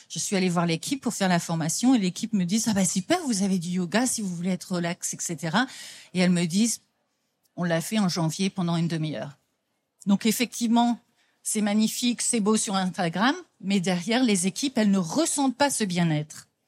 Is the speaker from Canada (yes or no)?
no; France; now in London, United Kingdom; On vient effectivement de Londres, donc moi je suis française, mais j'habite depuis plus de 30 ans en Angleterre.